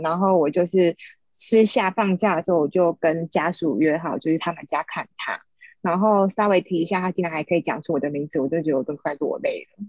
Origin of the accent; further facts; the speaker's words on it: Taiwan; moved away as an adult; also born or lived in Arizona, United States; 所以我回台湾